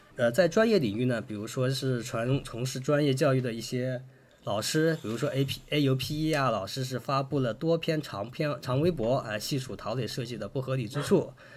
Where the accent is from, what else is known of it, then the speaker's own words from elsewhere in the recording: China; 我们中国还是有一种传统的就是束竹权威的这么一个